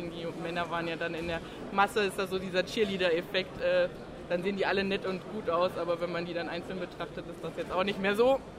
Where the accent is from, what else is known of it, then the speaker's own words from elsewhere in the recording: Brandenburg, Germany; Äh, also ursprünglich äh, komme ich aus Brandenburg